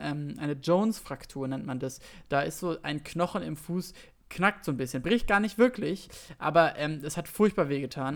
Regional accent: Berlin, Germany; noch in Zehlendorf, wo ich aufgewachsen bin

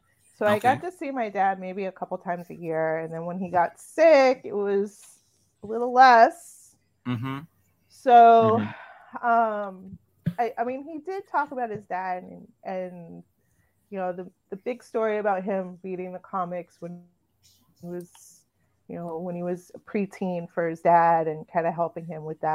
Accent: New Bedford, Massachusetts, United States; moved away; also born or lived in Boston; I lived in Boston for a long time, and I grew up in the New Bedford area. So I'm from Massachusetts. That's where I spent most of my childhood and young adult life

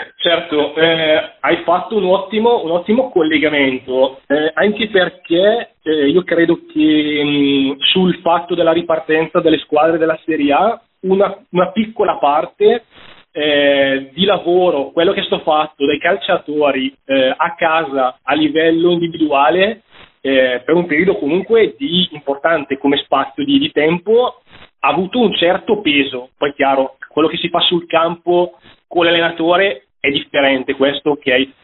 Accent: Bergamo, Lombardy, Italy; sono di Bergamo

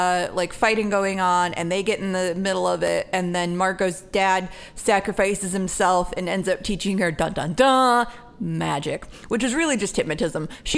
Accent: Germany; born there; I was born in Germany.

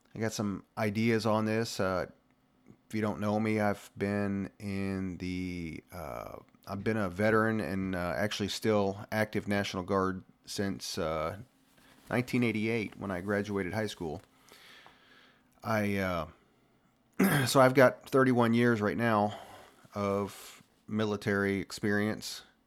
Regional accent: Ohio, United States; moved away as an adult; growing up in Ohio, I was blue-collar kinda guy

